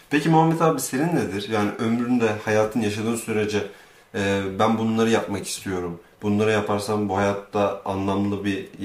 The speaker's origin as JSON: {"language": "Turkish", "country": "Turkey", "tie": "born or raised there", "said": "biz Türkiye'de doğduk büyüdük. Aşağı yukarı iyi ailelerde e, çok da sıkıntılı olmayan bir hayat yaşadık."}